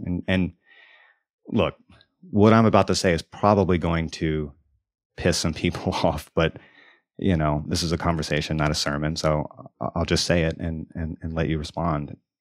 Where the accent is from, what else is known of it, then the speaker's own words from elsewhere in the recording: Deep South, United States; moved away; I grew up in the South, in the Deep South